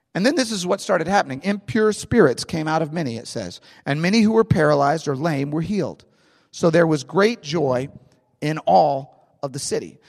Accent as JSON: {"language": "English", "town": "St. Louis", "region": "Missouri", "country": "United States", "tie": "born or raised there", "said": "I am from St. Louis. I love St. Louis. I'm a St. Louis guy. I grew up in St. Louis."}